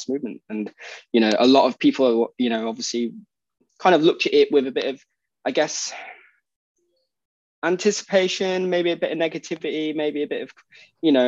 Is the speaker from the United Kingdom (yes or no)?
yes; United Kingdom; being British